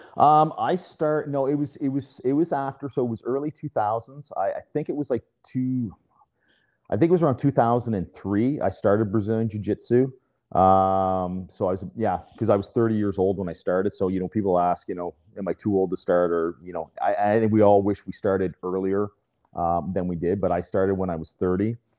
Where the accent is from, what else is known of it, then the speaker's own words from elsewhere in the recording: Fredericton, New Brunswick, Canada; now in Burlington, Canada; I was born and raised in New Brunswick, so um, in in Fredericton.